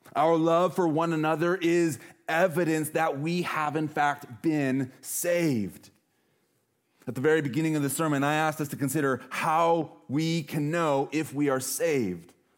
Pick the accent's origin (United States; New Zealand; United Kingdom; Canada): United States; Montana; now in Washington, United States; I'm from Montana